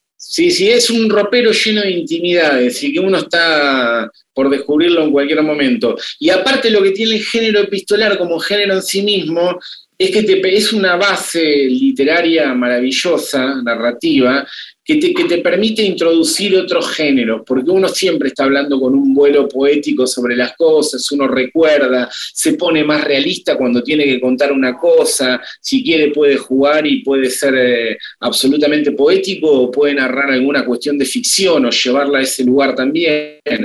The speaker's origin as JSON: {"language": "Spanish", "town": "Tandil", "region": "Buenos Aires Province", "country": "Argentina", "said": "Yo vengo de Tandil"}